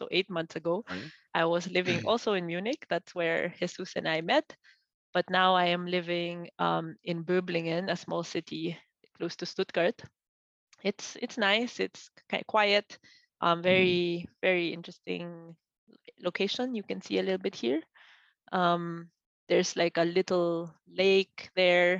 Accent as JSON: {"language": "English", "country": "Philippines", "also_born_or_lived": "Austria", "moved": "as an adult", "lives_now": "Germany", "said": "I am originally from the Philippines, but moved here, first to Austria in 2014."}